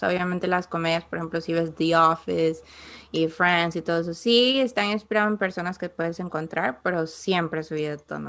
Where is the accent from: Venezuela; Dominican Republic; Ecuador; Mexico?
Ecuador; now in United States; yo antes de vivir acá, yo vivía en, Ecuador, obviamente, entonces mi sentido del humor, mi manera de hablar